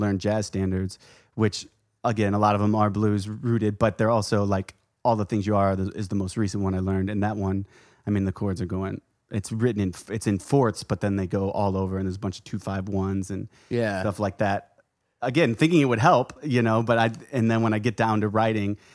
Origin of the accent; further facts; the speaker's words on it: St. Louis, Missouri, United States; I grew up in St. Louis and played music there